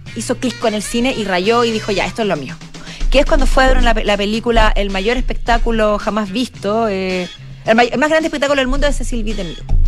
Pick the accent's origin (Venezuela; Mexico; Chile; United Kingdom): Chile; como chileno